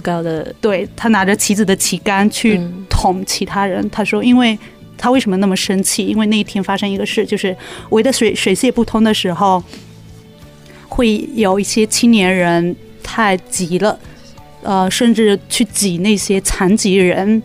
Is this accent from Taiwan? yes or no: no; China; moved away; 我们俩还属于中国人，然后，而且刚从， 刚从中国大陆过来不久